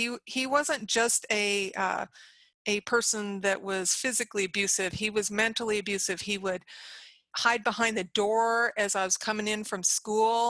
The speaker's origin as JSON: {"language": "English", "town": "Galena", "region": "Illinois", "country": "United States", "tie": "born or raised there", "said": "I was born in Illinois, Northern Illinois, and I grew up in a small town called Galena"}